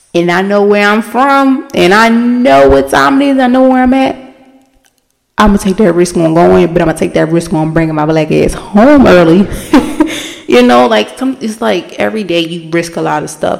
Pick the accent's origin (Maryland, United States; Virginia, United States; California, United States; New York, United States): Maryland, United States; Baltimore; where I'm from, I'm from Baltimore. If you don't know, I'm from Baltimore.